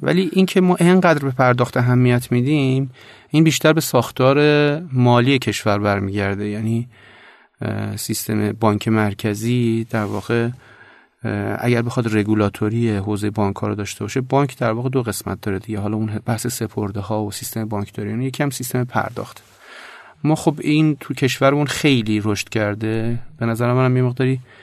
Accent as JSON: {"language": "Persian", "town": "Tehran", "region": "Tehran Province", "country": "Iran", "tie": "born or raised there", "said": "خلاصش میشه که بچه تهرانم جنوب شهر تهران"}